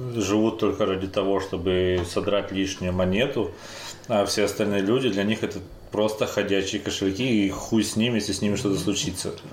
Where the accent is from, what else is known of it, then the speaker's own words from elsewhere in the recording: Krasnodar, Krasnodar Krai, Russia; мы это из Краснодара